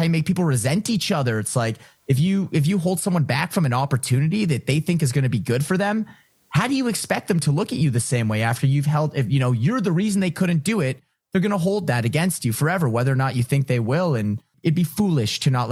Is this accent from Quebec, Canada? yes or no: no; Ottawa, Ontario, Canada; moved away as an adult; also born or lived in Toronto; I'm from Ottawa, so whether or not I wanted to learn French, I learned French